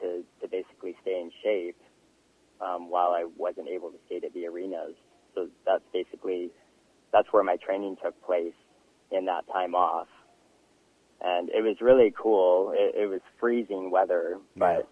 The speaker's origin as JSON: {"language": "English", "town": "Castlegar", "region": "British Columbia", "country": "Canada", "tie": "born or raised there", "moved": "yes", "lives_now": "New Westminster, Canada", "said": "I moved back into my hometown, Castlegar."}